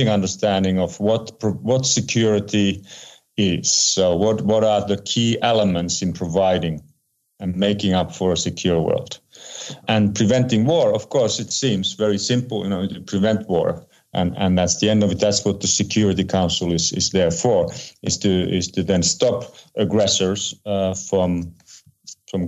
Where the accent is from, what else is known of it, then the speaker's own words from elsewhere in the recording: Geneva, Switzerland; my hometown in Geneva, Switzerland